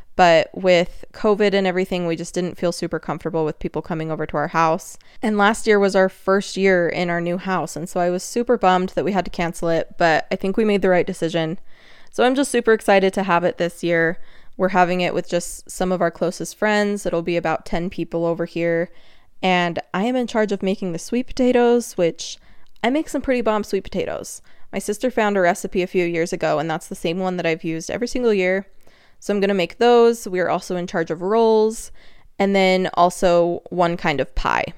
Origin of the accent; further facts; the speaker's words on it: Utah, United States; accent: Utah; There was my Utah accent